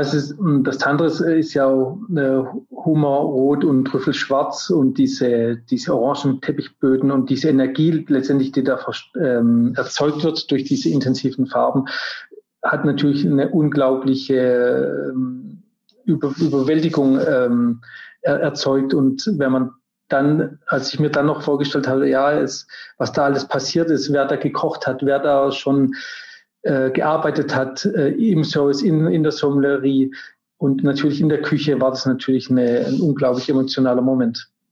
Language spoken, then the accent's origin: German; Germany; also born or lived in Paris, France; now in Munich, Germany; dass ich jetzt aus Deutschland kam oder dass ich jetzt ein deutscher Koch bin